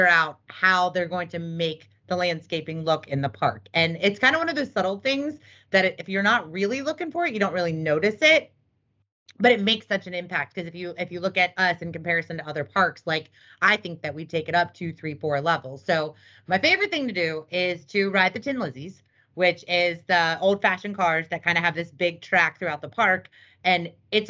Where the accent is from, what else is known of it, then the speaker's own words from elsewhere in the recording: Cincinnati, Ohio, United States; moved away as an adult; also born or lived in California; I grew up in Cincinnati, Ohio